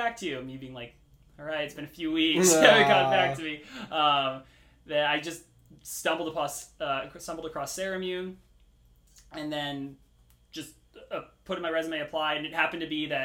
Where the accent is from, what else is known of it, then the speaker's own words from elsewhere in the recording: Carlsbad, California, United States; I'm from Carlsbad, from like San Diego area.